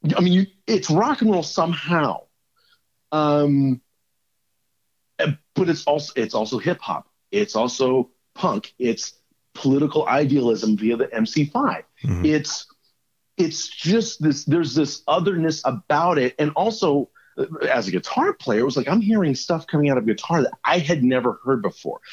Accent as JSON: {"language": "English", "country": "United States", "said": "being an American"}